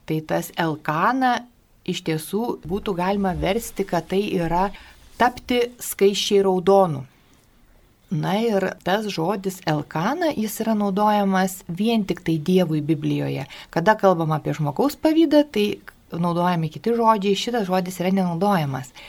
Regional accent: Lithuania; mes lietuviai

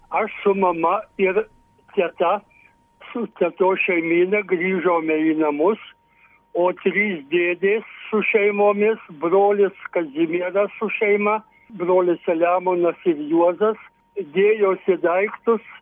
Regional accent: Višakio Rūda, Marijampolė County, Lithuania; Mes gausi šeima, šešių vaikų šeima gyvenom iš mamos tėvų paveldėtam 14 hektarų ūkija Višakio Rūdos kaime.

